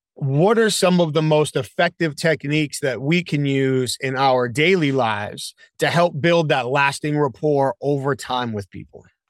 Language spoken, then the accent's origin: English; New England, United States; now in Charlotte, United States; I live here in Charlotte. Now, I grew up in New England.